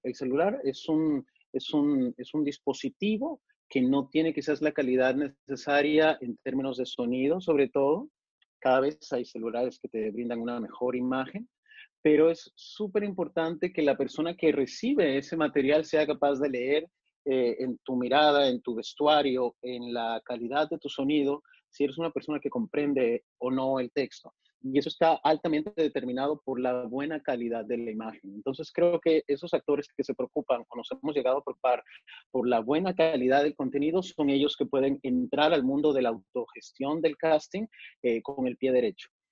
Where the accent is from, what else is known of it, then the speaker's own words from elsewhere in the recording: Mexico; also born or lived in Monterrey; yo nací en México, soy, soy mexicano eh, por, por, nacimiento